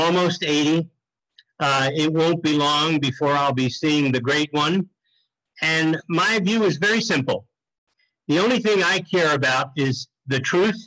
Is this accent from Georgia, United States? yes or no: no; Wilmington, Delaware, United States; I was born and raised in Wilmington, Delaware